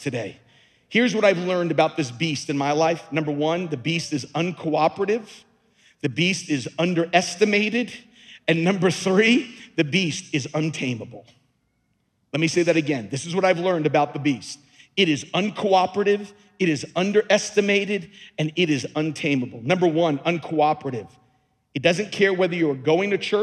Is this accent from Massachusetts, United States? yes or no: no; Long Island, New York, United States; moved away as an adult; also born or lived in Louisiana; I was born and raised on Long Island